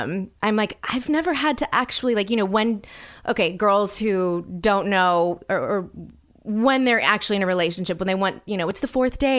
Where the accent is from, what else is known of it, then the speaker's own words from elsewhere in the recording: the South, United States; I'm from the South.